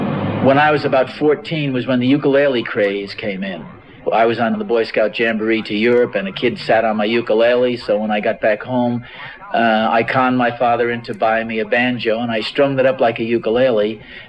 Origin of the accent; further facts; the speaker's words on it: Ridgefield Park, New Jersey, United States; I was born in Jersey City, and I was brought up in a little town called Ridgefield Park, which is in Bergen County. We moved there when I was 5 years old.